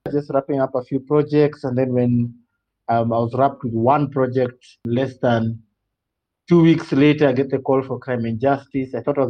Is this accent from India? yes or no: no; Russia; born there; My dad, because I was born in Russia, and when my dad was posted there, he really instilled in us movie night